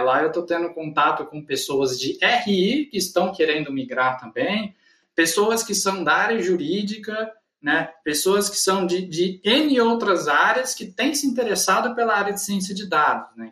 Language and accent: Portuguese; Guaíra, São Paulo, Brazil; also born or lived in Ribeirão Preto / Uberlândia; Eu sou natural de Guaíra, fica no norte do estado de São Paulo, né? Então, eu nasci aqui, a minha família é natural daqui